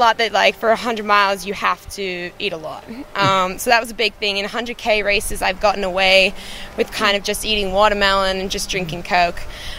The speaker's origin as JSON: {"language": "English", "country": "Australia", "said": "I'm Australian."}